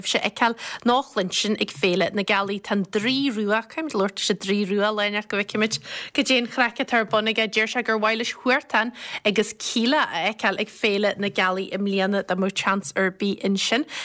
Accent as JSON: {"language": "Irish", "town": "Longford", "region": "Leinster", "country": "Ireland", "said": "Is as Longford mé?"}